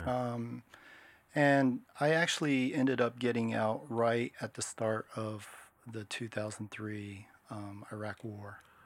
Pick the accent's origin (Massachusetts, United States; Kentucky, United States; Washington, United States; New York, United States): Washington, United States; moved away as an adult; now in Japan; I grew up in Washington State. I was born in Japan. I'm half Japanese